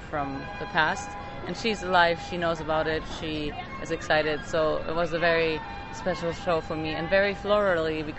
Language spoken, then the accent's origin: English; Germany; now in United States; I grew up in Germany in a family of doctors